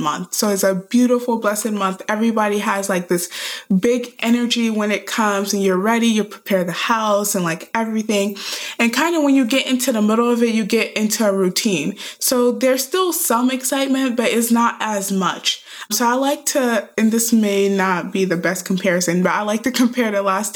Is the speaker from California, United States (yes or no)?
no; Atlanta, Georgia, United States; moved away as an adult; now in Dallas, United States; I'm originally from Atlanta, Georgia. So I was born and raised there. I moved to Dallas about 5 years ago to pursue Islamic studies